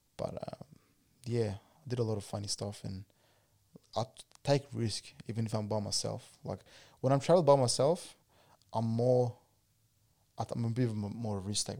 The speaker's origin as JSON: {"language": "English", "country": "Australia"}